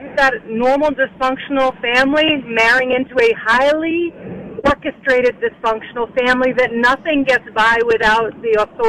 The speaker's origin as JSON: {"language": "English", "country": "Bermuda", "tie": "born or raised there", "moved": "yes", "said": "I'm from Bermuda. I grew up when the Queen came to visit, and we would be on the roadside waving."}